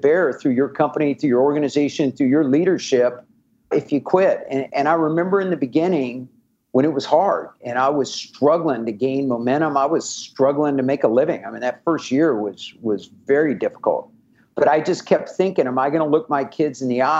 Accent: Kansas City, United States; moved away; I'm from Kansas City originally

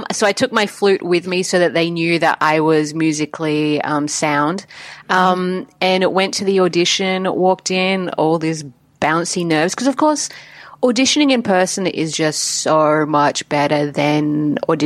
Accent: Adelaide, South Australia, Australia; Adelaide's my hometown, South Australia.

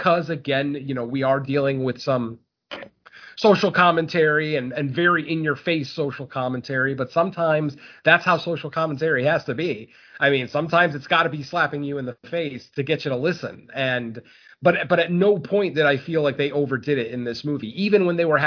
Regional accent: Connecticut, United States; I am from Connecticut.

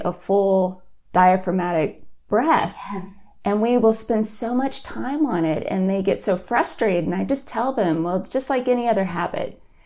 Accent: Austin, Texas, United States; moved away; I'm from Austin, so I wanted to move home

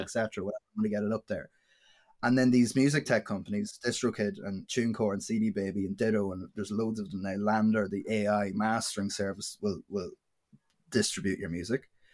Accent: Dundalk, County Louth, Ireland; I'm a musician from Dundalk and County Louth in Ireland.

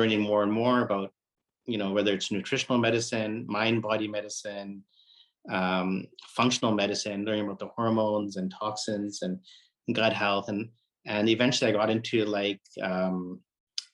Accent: Vancouver, British Columbia, Canada; moved away as an adult; now in Toronto, Canada; I was born in Vancouver, Canada, and that's where I did my medical school

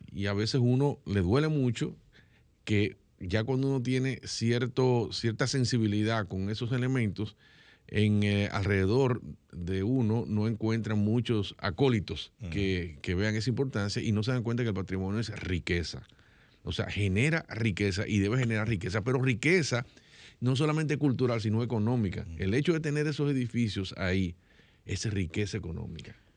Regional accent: Dominican Republic; soy dominicano

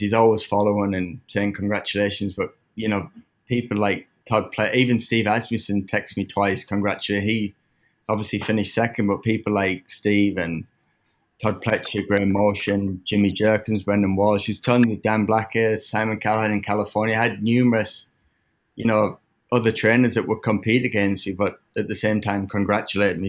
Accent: England, United Kingdom; now in United States; growing up in England

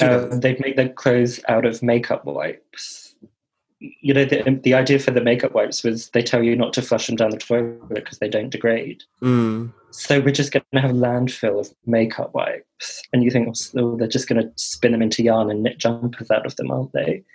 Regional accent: Watford, East of England, United Kingdom; I know I'm from Watford. In Watford, our town centre is based around a shopping centre

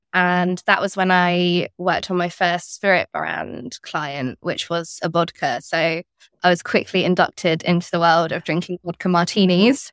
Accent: near Cambridge, East of England, United Kingdom; moved away as an adult; also born or lived in London; I grew up near Cambridge

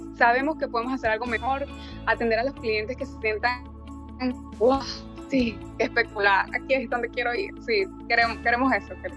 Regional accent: Venezuela; moved away as an adult; now in Dania Beach, United States; yo, igual que mi esposo, somos nativos de Venezuela

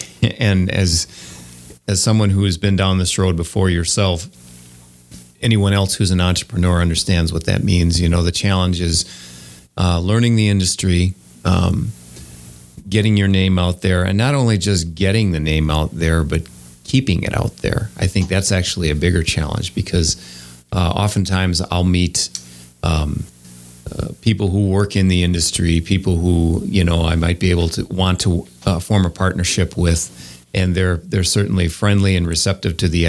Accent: Wauwatosa, Wisconsin, United States; I grew up in Wauwatosa.

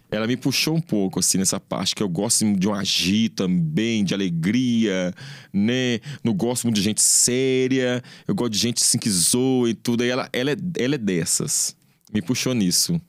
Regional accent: Belo Horizonte, Minas Gerais, Brazil; born or raised there

